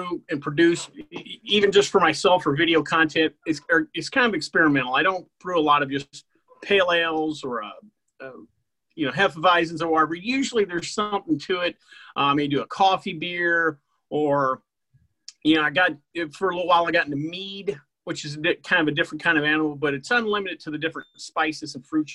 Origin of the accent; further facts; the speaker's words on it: Dallas, Texas, United States; I'm from the Dallas area